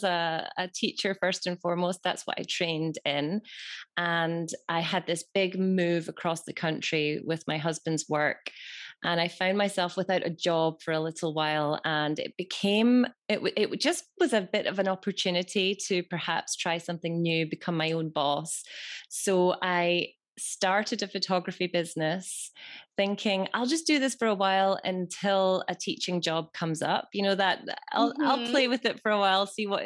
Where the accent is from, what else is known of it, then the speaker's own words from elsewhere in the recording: Scotland, United Kingdom; I'm from Scotland